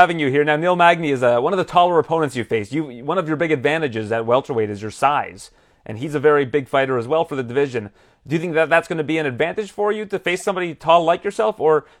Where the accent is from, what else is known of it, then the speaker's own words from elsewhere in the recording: Canada; as a Canadian